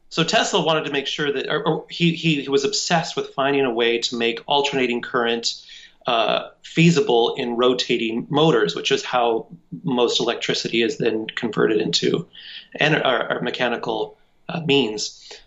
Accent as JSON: {"language": "English", "town": "Cheyenne", "region": "Wyoming", "country": "United States", "tie": "born or raised there", "said": "I would just been acting in community theater all of my life in Cheyenne, Wyoming"}